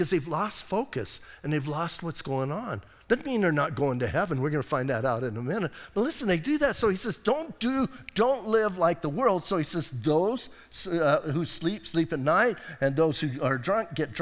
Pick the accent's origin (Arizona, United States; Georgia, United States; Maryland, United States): Arizona, United States; Bisbee; I'm from Bisbee.